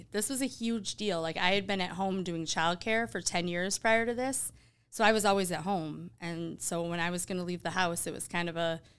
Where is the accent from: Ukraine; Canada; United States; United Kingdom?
United States; Sault Ste. Marie, Michigan; now in Grand Rapids, United States; So I grew up in the UP, up in Sault Ste. Marie, Michigan, small little town. I think there's maybe 15,000 people there, and most of them are college students because we have Lake State.